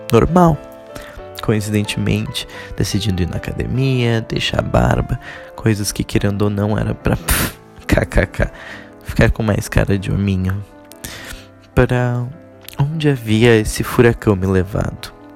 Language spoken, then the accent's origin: Portuguese; Porto Alegre, Rio Grande do Sul, Brazil; moved away as an adult; also born or lived in New York, United States; Nasci na pacata cidade de Porto Alegre. Sim, eu sou sulista